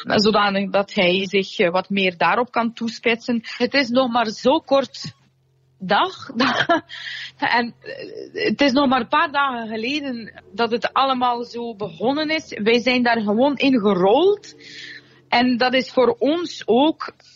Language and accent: Dutch; Russia; also born or lived in Soviet Union; now in Belgium; als Russische